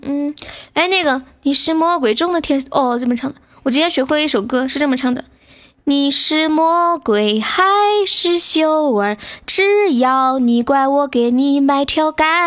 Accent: Sichuan, China; accent: Sichuan dialect; 我们四川这边的方言就是接，就是念该

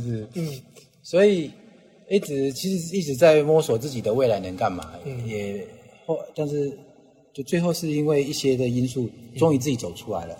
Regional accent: Taiwan; 我就是在台湾土生土长的。嗯。那我的祖籍是广东梅县，嗯。是客家人

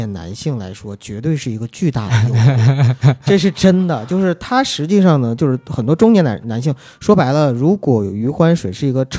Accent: Northeast China, China; 因为我们东北话说就蹭秃噜皮了

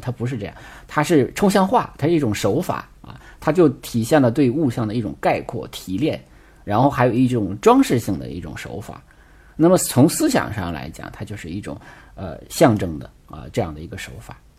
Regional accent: China; 对我们中国人来讲

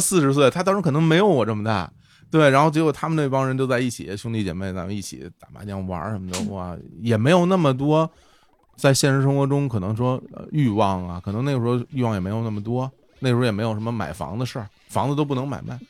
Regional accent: Shunyi, Beijing, China; 我小的时候是在那个爷爷奶奶家长大的嘛，然后就是在北京顺义

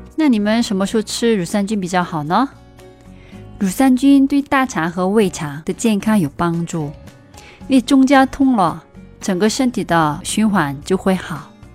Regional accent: South Korea; moved away; 我是你的韩国朋友

